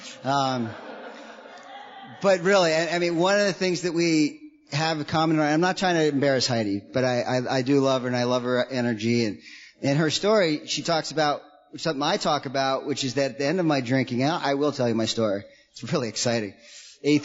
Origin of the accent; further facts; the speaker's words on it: New York, United States; I grew up in New York. My parents split when I was really young. I grew up an hour out of New York City